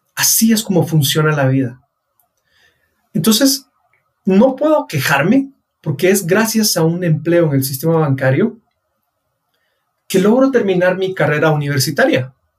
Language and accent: Spanish; Guatemala